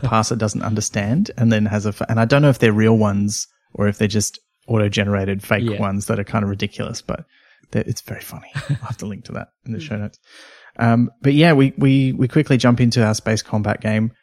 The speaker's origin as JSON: {"language": "English", "area": "near Byron Bay", "region": "New South Wales", "country": "Australia", "tie": "born or raised there", "said": "where I grew up near Byron Bay"}